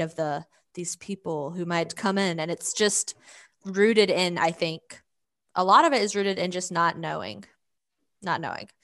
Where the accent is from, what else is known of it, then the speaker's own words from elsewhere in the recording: Georgia, United States; accent: Southern; first language English; moved away as an adult; also born or lived in Philadelphia; now in Arkansas, United States; I grew up in Georgia and then I moved to Philadelphia